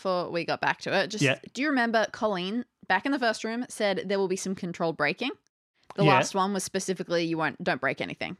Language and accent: English; Australia; I'm Australian.